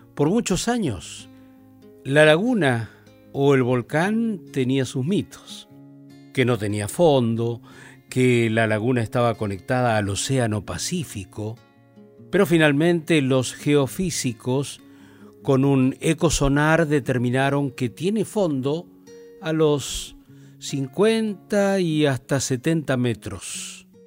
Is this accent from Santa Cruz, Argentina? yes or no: yes; Río Gallegos, Santa Cruz, Argentina; moved away; Yo voy a mi pueblo, Río Gallegos, bien al sur de la Argentina, al sur del sur, una vez cada año. Y de vez en cuando, al recorrer mi ciudad natal